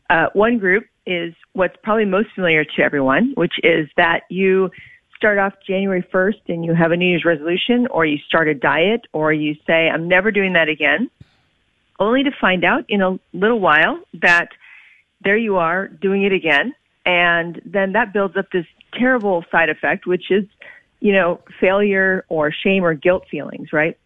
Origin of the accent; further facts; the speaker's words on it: Oklahoma, United States; I grew up in Oklahoma.